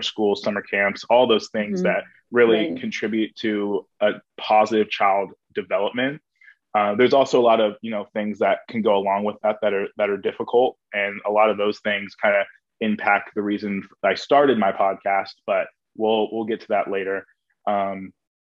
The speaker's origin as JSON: {"language": "English", "town": "Lenexa", "region": "Kansas", "country": "United States", "tie": "born or raised there", "moved": "as an adult", "lives_now": "Indianapolis, United States"}